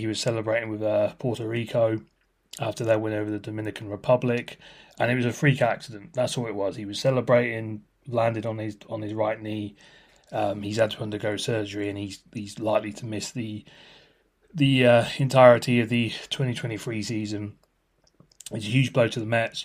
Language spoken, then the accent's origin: English; United Kingdom